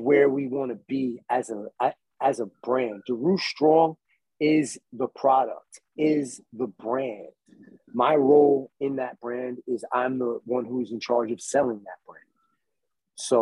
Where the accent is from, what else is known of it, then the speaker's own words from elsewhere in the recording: Copiague, New York, United States; I grew up in Copeg.